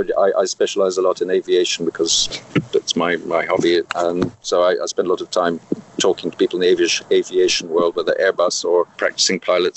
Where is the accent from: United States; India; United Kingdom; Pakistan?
United Kingdom; now in France; You are, in my case, I'm British, and you don't want to escape that.